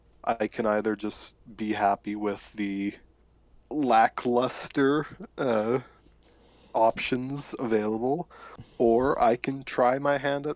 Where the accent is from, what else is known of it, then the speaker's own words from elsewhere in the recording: Saskatchewan, Canada; I am actually Canadian, born and raised in Saskatchewan. There is nothing to do here, it is just flatlands.